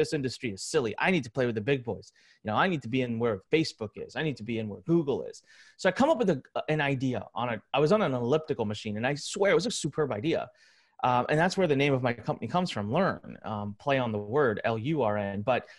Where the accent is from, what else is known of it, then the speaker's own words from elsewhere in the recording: India; Well, I'm Indian. I know Hindi. I'm going to go to India.